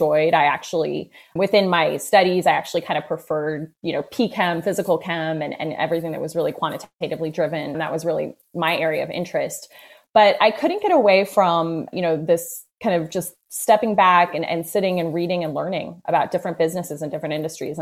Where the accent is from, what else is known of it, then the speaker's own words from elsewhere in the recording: Indianapolis, Indiana, United States; moved away as an adult; also born or lived in New York; I grew up in Indiana, grew up in Indianapolis, Indiana